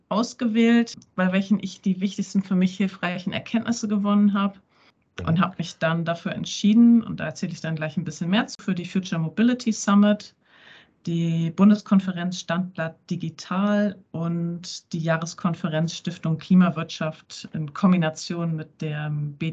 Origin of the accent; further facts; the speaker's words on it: Bremen, Germany; born there; Da kommt die gebürtige Bremerin raus, ne?